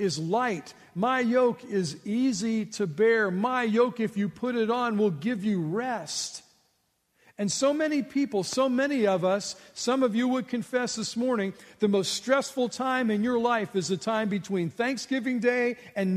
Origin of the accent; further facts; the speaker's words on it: United States; I was born in the United States, the land of plenty